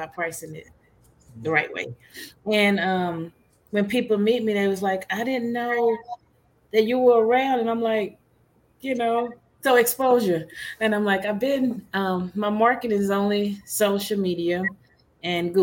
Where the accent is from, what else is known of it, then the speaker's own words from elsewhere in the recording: Louisiana, United States; now in Texas, United States; I'm from Louisiana